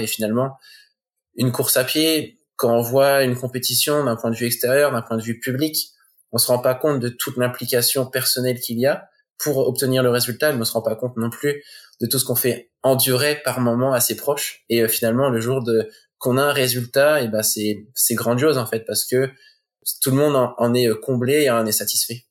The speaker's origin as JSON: {"language": "French", "town": "Coutances", "region": "Normandy", "country": "France", "tie": "born or raised there", "said": "on est originaire de Normandie"}